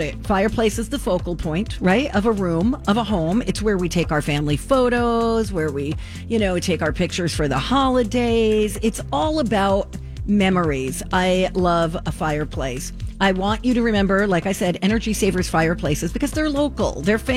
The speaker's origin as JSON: {"language": "English", "region": "New Jersey", "country": "United States", "tie": "born or raised there", "also_born_or_lived": "Georgia / Texas", "moved": "yes", "said": "growing up in New Jersey. And then I lived in Georgia. I lived in Texas"}